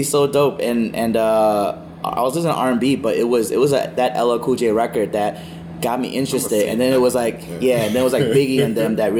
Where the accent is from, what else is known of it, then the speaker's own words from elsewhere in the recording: Chicago, Illinois, United States; I am from Chicago